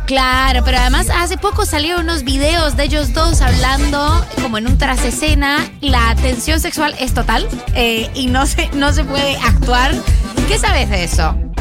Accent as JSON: {"language": "Spanish", "country": "Colombia", "said": "Yo, como colombiana"}